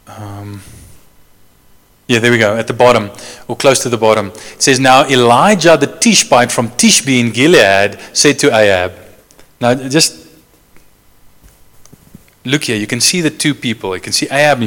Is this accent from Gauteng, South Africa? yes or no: yes; Johannesburg, Gauteng, South Africa; I come from Joburg, the biggest city in South Africa.